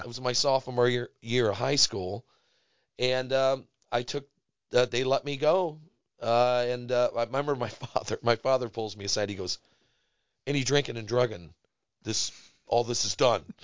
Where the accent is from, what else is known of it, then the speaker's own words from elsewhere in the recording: Brook Park, Ohio, United States; growing up in Brook Park, there's a l, a lot of garage bands